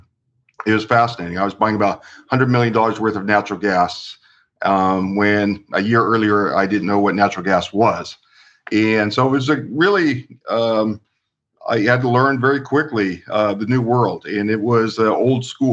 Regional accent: Long Beach, California, United States; I was born and raised in Long Beach

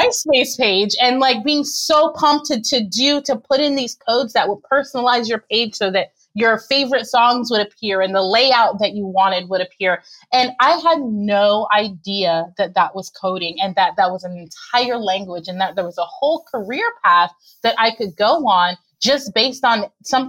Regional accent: Miami, Florida, United States; I'm actually originally from Miami

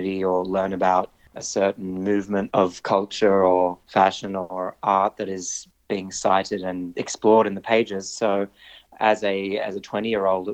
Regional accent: Sydney, New South Wales, Australia; growing up in Sydney, Australia

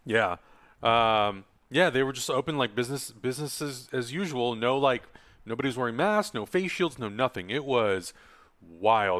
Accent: Czechia; now in United States; my home country, Czech Republic

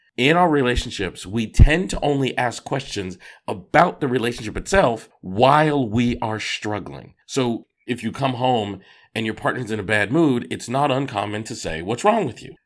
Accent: Boston, Massachusetts, United States; I grew up in Boston, Massachusetts

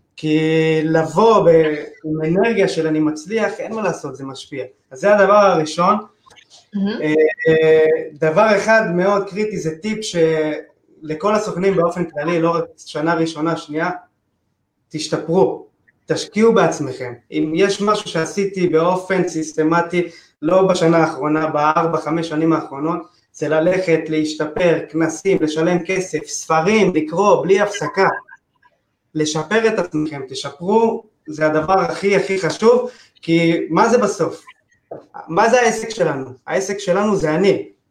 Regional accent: Tel Aviv, Tel Aviv District, Israel; זה האזור שלי, גדלתי פה, אני חי פה

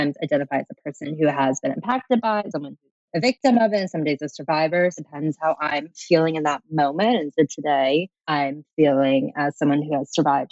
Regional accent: Atlanta, Georgia, United States; I'm from Atlanta, Georgia

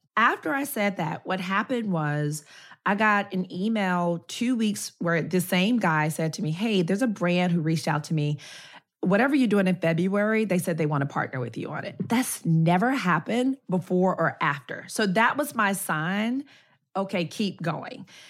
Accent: Memphis, Tennessee, United States; moved away; I'm from Memphis

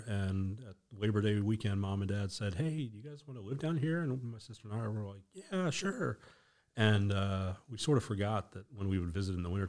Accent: Washington, District of Columbia, United States; No, I grew up in Washington, D.C. when I was very little, in the district.

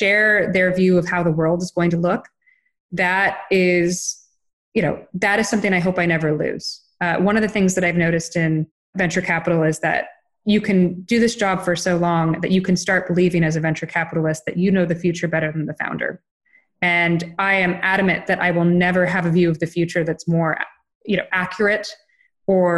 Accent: Gainesville, Florida, United States; my hometown of Gainesville, Florida

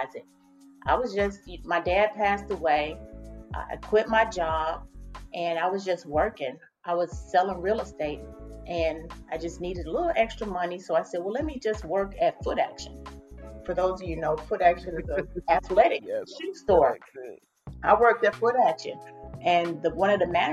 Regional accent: Chicago, Illinois, United States; moved away as an adult; now in Atlanta, United States; growing up in Chicago, we could just walk down the street to the church.

